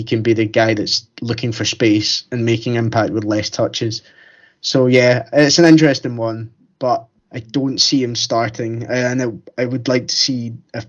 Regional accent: Scotland, United Kingdom; especially as a Scottish person

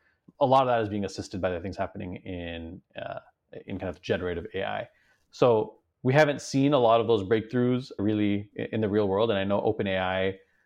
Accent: Beijing, China; So my parents are originally Iranian, but I grew up in China. So I spent most of my life in Beijing, basically from when I was born until I finished high school.

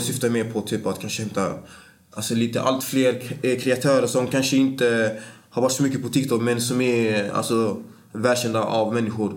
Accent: Gothenburg, Västra Götaland, Sweden; jag är från Bergsjön, eh, mm. en stadsdel i östra Göteborg

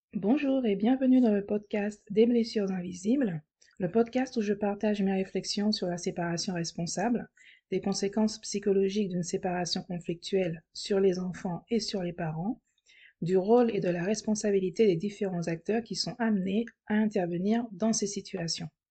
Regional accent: France; now in Spain; je suis française.

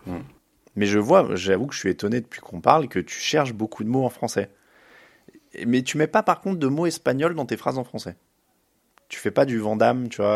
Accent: France; je suis français.

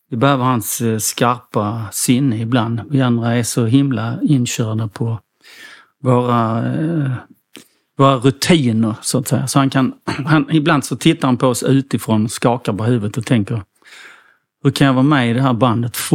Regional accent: Helsingborg, Skåne, Sweden

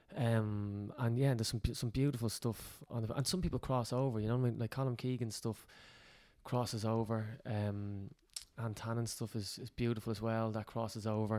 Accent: Ireland; we're Irish

